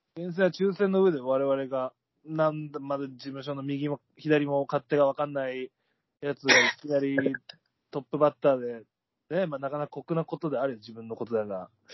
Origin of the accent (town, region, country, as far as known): Akita, Japan; born or raised there